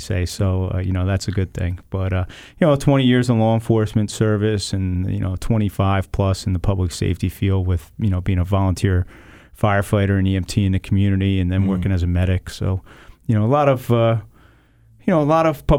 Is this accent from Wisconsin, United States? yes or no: no; Monmouth County, New Jersey, United States; also born or lived in Matawan / Colts Neck / Farmingdale; I grew up in Monmouth County all my life